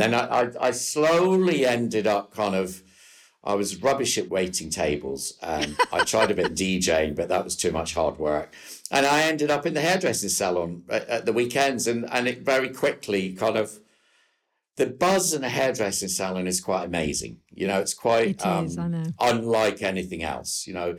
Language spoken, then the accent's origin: English; New Cumnock, Scotland, United Kingdom; I'm from a little coal mining village called Newcomnock, which is about 50 miles south of Glasgow.